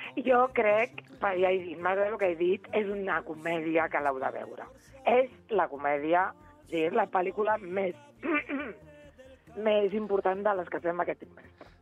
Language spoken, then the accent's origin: Catalan; Reus, Catalonia, Spain; now in Andorra; jo sóc de Reus